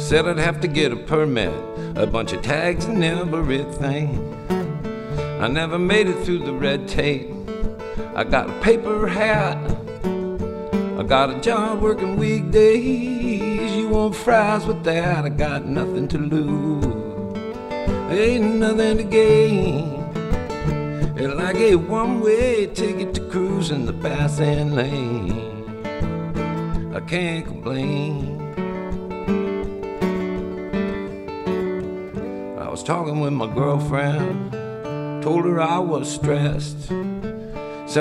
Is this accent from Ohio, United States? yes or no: no; Beaverton, Oregon, United States; also born or lived in Portland, Oregon; back in my hometown. I grew up in Beaverton